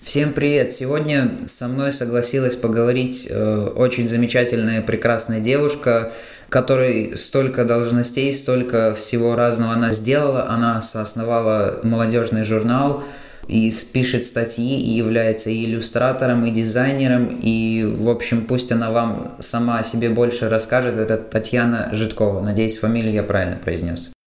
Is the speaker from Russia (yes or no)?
no; Latvia; мы из Латвии